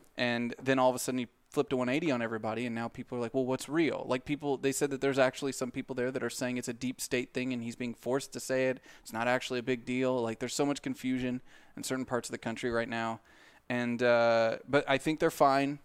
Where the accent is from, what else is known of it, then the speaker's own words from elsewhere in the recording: Southern Missouri, United States; born and bred in Southern Missouri